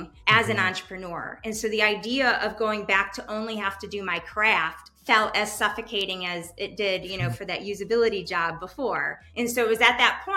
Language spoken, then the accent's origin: English; East Coast, United States; moved away as an adult; also born or lived in Madison, Wisconsin; now in Chicago, United States; I'm originally from the East Coast